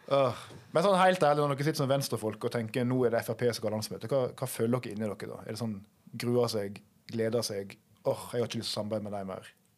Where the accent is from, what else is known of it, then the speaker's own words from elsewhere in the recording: Norway; ganske nærme der jeg kommer fra